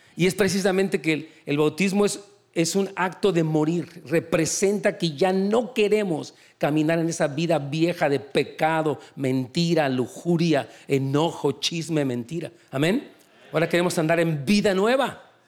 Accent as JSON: {"language": "Spanish", "country": "Mexico", "said": "En México, yo soy de México"}